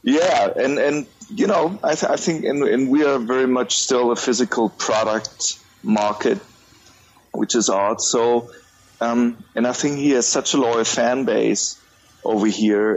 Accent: Germany; I'm from Germany, based in Munich

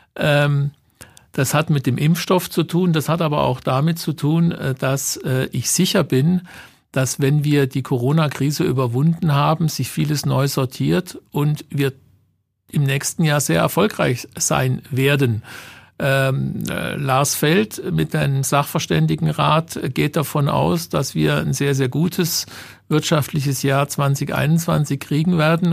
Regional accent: Germany; wir Deutschen

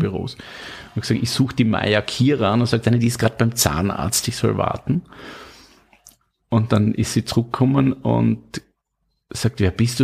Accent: Styria, Austria; ich bin aus der Steiermark

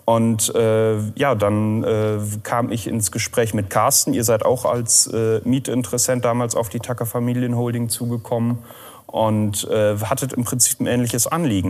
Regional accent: Lünne, Lower Saxony, Germany; moved away as an adult; now in Rheine, Germany; ich bin auch ein Emskop, äh, allerdings von einer anderen Landesgrenze, auch aus Niedersachsen, südliches Emsland, aus Lünne

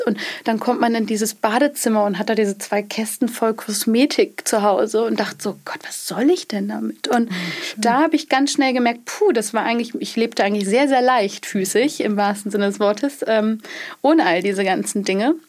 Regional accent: Schleswig-Holstein, Germany; ursprünglich ähm, aus Schleswig-Holstein aus äh, vom Bauernhof

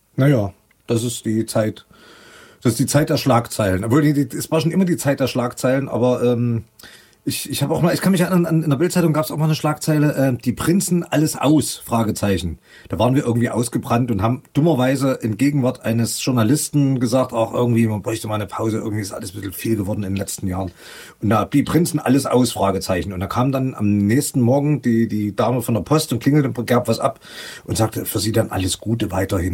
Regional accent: Leipzig, Saxony, Germany; also born or lived in London; meine eigentliche Heimatstadt Leipzig

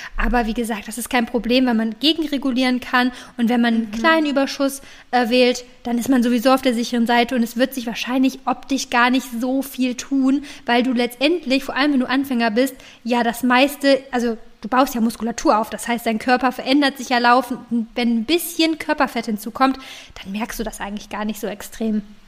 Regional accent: Cologne, North Rhine-Westphalia, Germany; jedenfalls komme ich aus Köln

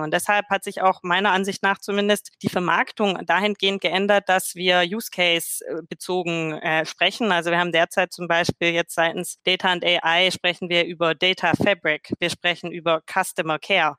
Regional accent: Swabia, Germany; als Schwäbin

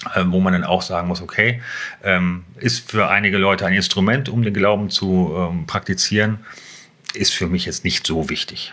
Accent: Hanover, Lower Saxony, Germany; moved away as an adult; now in Schneverdingen, Germany; aufgewachsen bin ich in der Südstadt, mhm. also äh, Südstadt Bult.

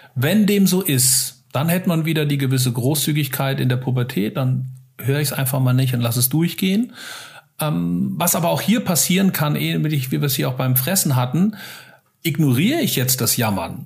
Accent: Hesse, Germany; bei uns in Hessen

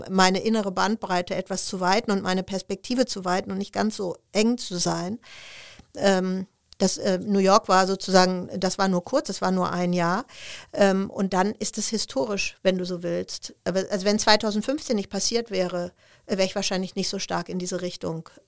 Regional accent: Essen, North Rhine-Westphalia, Germany; damals äh, Familie aus Sri Lanka, die in Essen, wo ich herkomme, in, in so einem Heim lebte.

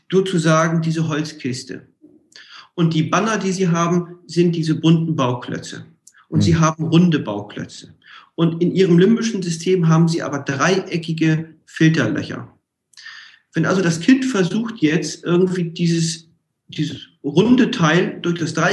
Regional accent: Hamburg, Germany; ich komme ja aus Hamburg, hanseatischer Kaufmann.

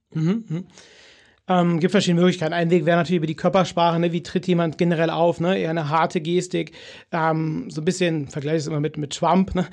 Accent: Cologne, North Rhine-Westphalia, Germany; bei uns in Köln

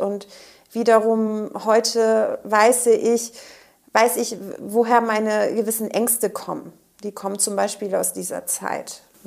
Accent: Quickborn, Schleswig-Holstein, Germany; also born or lived in Schnelsen, Hamburg; now in Hamburg, Germany; ich komme aus äh, Quickborn

